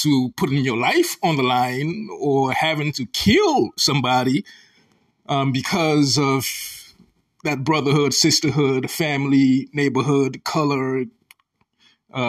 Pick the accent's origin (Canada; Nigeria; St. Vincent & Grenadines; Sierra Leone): Sierra Leone; now in United States; As an African, I am from Sierra Leone, West Africa, a very small country.